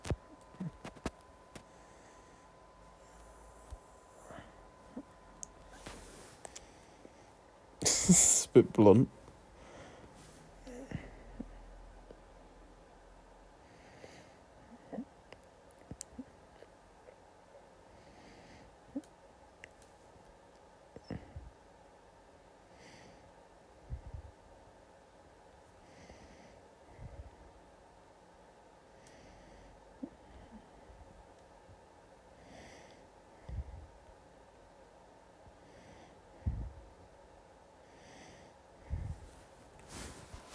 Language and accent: English; England, United Kingdom; I'm not American, but, like, in England, the only thing we had at secondary school was prom.